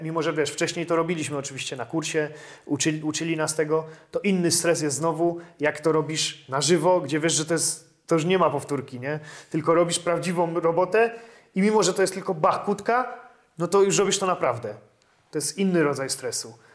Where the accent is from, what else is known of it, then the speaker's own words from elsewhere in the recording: Kraków, Lesser Poland, Poland; pochodzę z Krakowa, chciałem pracować w Krakowie